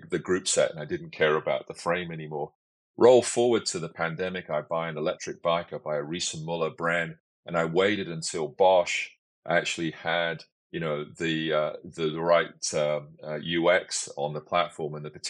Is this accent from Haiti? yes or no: no; London, United Kingdom; now in Victoria, Canada; when I was seven, I grew up in London